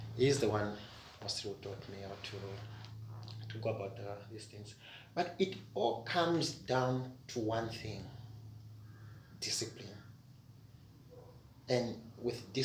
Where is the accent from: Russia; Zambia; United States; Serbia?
Zambia; Kitwe, Copperbelt Province; I grew up in Kitwe